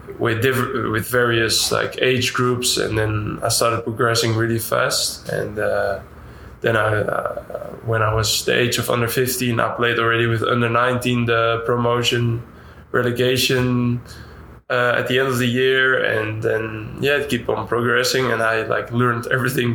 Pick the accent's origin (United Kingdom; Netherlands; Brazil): Netherlands; Nijmegen, Gelderland; English is a second language; moved away as an adult; also born or lived in Utrecht; now in Dallas, United States; It's the professional side from my hometown